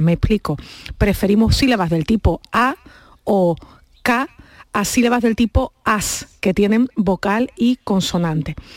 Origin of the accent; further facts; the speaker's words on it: Andalusia, Spain; Nosotros no somos unos glotófagos los andaluces